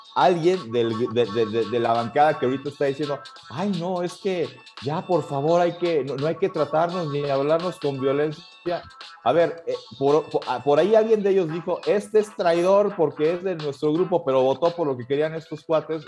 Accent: Mexico; somos el pueblo de México

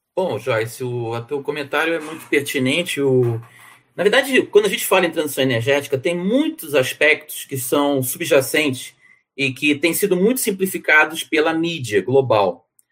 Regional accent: Rio de Janeiro, Brazil; also born or lived in São Paulo; E sou brasileiro, né? Nasci no Rio de Janeiro

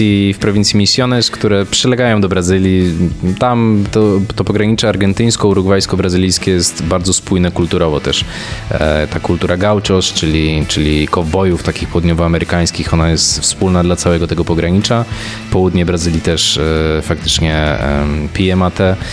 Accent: Łódź, Łódź Voivodeship, Poland; moved away; also born or lived in Warsaw; nie jestem z Warszawy, z jakiejś rodziny dyplomatów czy nie wiadomo kogo i ja ten świat poznawałem stopniowo, wyjeżdżając właśnie najpierw z Łodzi do, do Warszawy

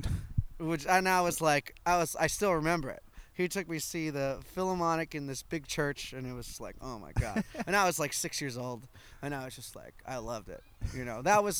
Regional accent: New York City, New York, United States; I grew up on the Upper East Side in Manhattan.

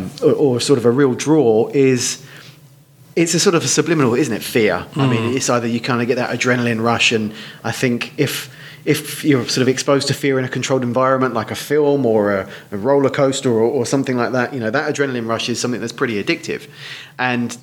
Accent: Hertfordshire, East of England, United Kingdom; also born or lived in Essex; now in Dunmow, United Kingdom; I was born in Essex and grew up in leafy Hertfordshire.

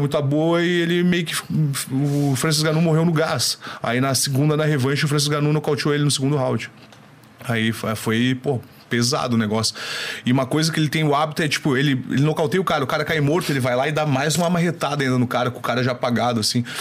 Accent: Brazil; sou brasileiro

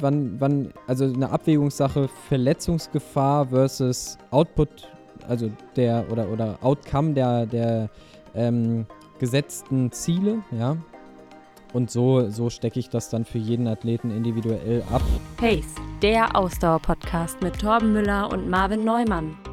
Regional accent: Germany; also born or lived in Rhine-Main area; hier bei uns in Deutschland

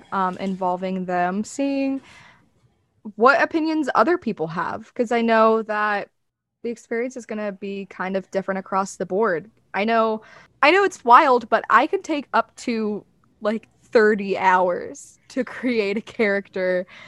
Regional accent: the South, United States; accent: Southern; You can hear my Southern accent there a little bit.

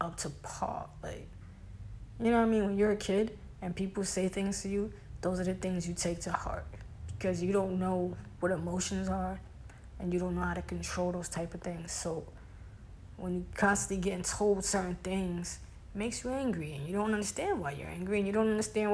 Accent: New York City, New York, United States; I'm from Brooklyn

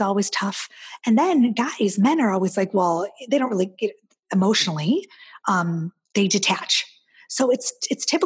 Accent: Midwest, United States; I'm Midwestern

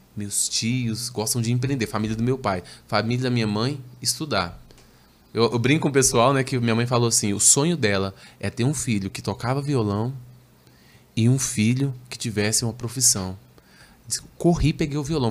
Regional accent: Belo Horizonte, Minas Gerais, Brazil; Sou natural de Belo Horizonte, Minas

